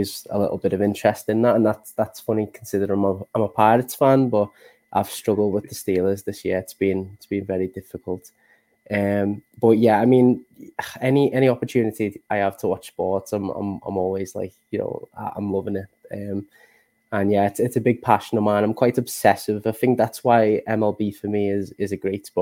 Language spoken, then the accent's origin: English; Liverpool, North West England, United Kingdom; accent: Northern English; I'm from Liverpool in England, so that's the home of ….